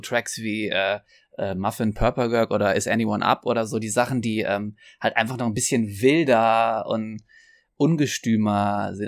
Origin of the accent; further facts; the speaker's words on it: Trier, Rhineland-Palatinate, Germany; wo ich herkomme, in Trier